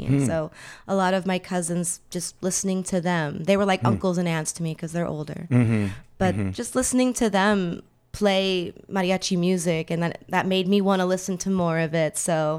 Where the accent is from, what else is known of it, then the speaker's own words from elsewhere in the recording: Phoenix, Arizona, United States; I grew up here in Phoenix, born and raised in Phoenix all my life.